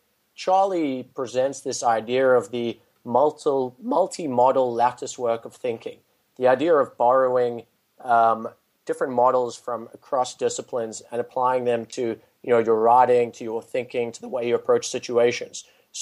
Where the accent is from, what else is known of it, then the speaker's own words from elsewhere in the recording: South Africa; now in United States; So I've been removed from it for a couple of years, so it's very possible that it's evolved and changed since I was in close contact.